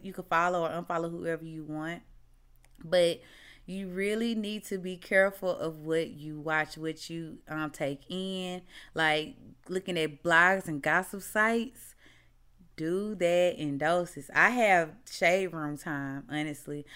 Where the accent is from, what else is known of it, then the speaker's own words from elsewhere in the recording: Mississippi, United States; moved away as an adult; now in Texas, United States; So, y'all know I'm from Mississippi, right?